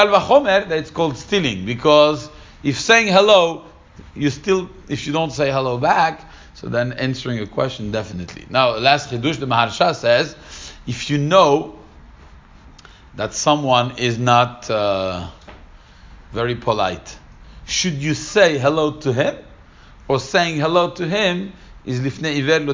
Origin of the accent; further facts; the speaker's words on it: Paris, Île-de-France, France; when I was growing up in Paris